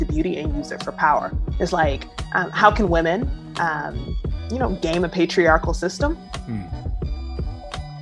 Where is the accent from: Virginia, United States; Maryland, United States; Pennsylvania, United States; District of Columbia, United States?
Maryland, United States; Prince George's County; now in Brooklyn, United States; I am from the DC area, more specifically Prince George's County, Maryland.